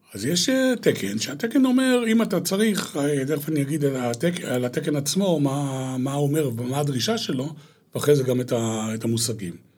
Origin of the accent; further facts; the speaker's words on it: Hulata, Northern District, Israel; moved away as an adult; also born or lived in Eilat; גדלתי בקיבוץ, אה, חולתה, עד לפני, אה, כעשרים שנה, שאז עזבתי את הקיבוץ